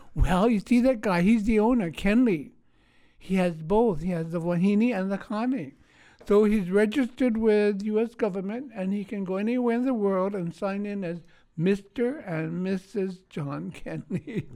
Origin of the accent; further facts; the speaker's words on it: Honolulu, Hawaii, United States; I was born in Honolulu, um, in March nineteen thirty-eight. I grew up in the Punch Bowl area